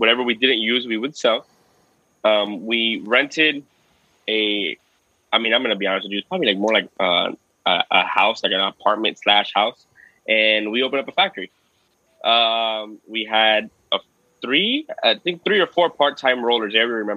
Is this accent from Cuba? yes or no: yes; Cuba; I'm Cuban. I stick out over there like a sore thumb